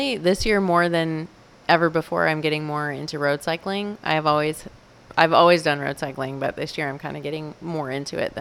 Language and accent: English; Colorado, United States; now in Bentonville, United States; I live in Bentonville. I'm from Colorado originally.